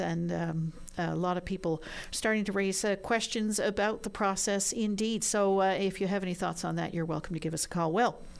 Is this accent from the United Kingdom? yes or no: no; St. John's, Newfoundland and Labrador, Canada; growing up in St. John's